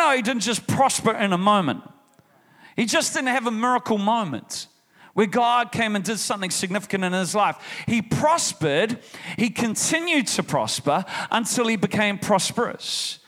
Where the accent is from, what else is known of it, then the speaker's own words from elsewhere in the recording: New Zealand; I'm from New Zealand